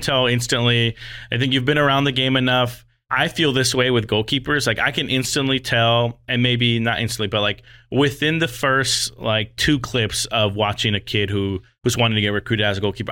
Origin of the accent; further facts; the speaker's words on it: Las Vegas, Nevada, United States; moved away as an adult; I'm originally from Las Vegas, but being away for thirteen years now